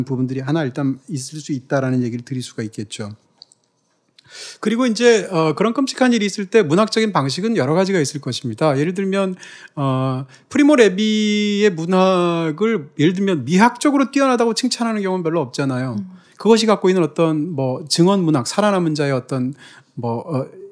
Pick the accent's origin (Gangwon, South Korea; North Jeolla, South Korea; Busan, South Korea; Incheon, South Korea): Gangwon, South Korea; 제 경우에는 뭐 남자라든지, 뭐 대한민국 사람이라든지, 무슨 뭐 강원도 출신이라든지